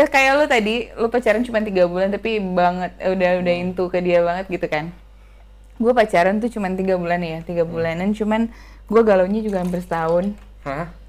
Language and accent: Indonesian; Makassar, South Sulawesi, Indonesia; Dan sedangkan gue kan orang Makassar ya jauh